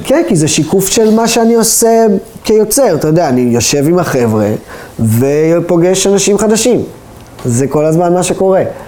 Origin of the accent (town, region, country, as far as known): Israel